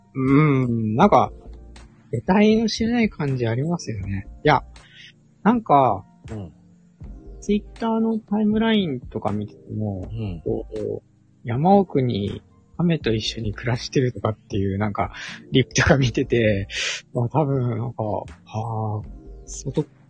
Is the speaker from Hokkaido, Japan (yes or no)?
yes; Sapporo, Hokkaido, Japan; moved away as an adult; also born or lived in northernmost area of Japan (Wakkanai area); 僕ももともとは札幌、出身札幌育ちなので